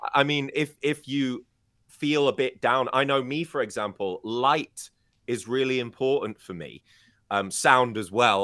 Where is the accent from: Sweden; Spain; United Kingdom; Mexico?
United Kingdom; I'm British